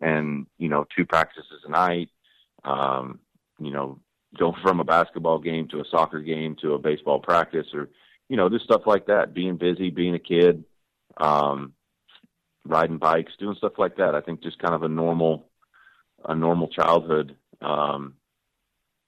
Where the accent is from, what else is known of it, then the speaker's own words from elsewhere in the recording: the Northwest, Pacific Northwest, United States; I grew up in the Northwest.